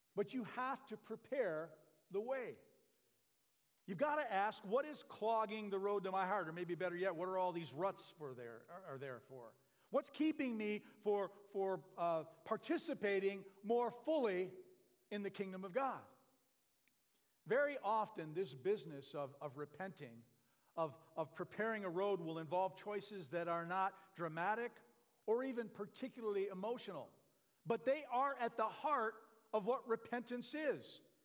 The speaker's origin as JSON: {"language": "English", "region": "Michigan", "country": "United States", "moved": "yes", "lives_now": "Red Bluff, United States", "said": "I'm from Michigan"}